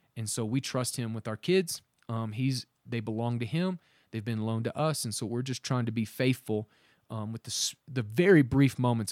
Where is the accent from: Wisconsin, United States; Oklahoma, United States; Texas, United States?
Oklahoma, United States; we're from Oklahoma